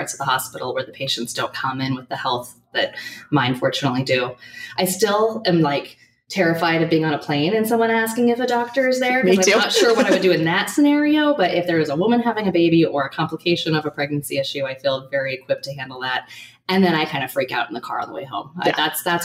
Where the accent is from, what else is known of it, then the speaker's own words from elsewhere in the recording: Portland, Oregon, United States; I'm from Portland, and I've done all of my training here in Oregon